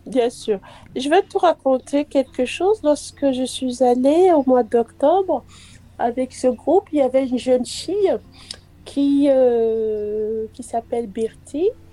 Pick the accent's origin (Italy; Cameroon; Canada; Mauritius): Cameroon; moved away; je suis camerounaise